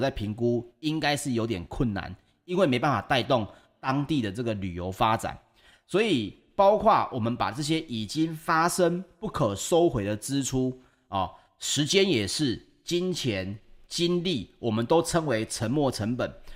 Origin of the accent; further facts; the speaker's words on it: Taiwan; 我们台湾人